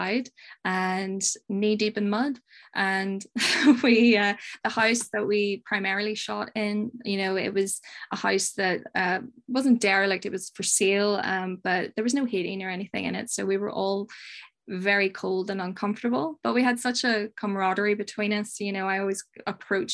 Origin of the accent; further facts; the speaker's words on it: Northern Ireland, United Kingdom; I'm from Northern Ireland. Most people only know Belfast, so I'll say Belfast